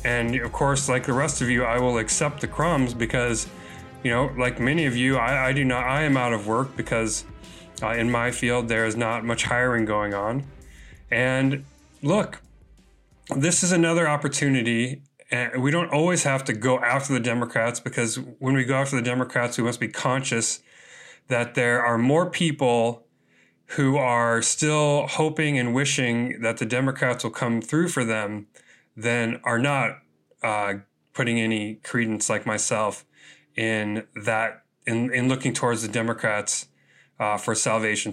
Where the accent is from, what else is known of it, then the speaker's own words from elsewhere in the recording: Chicago, Illinois, United States; Chicago, my hometown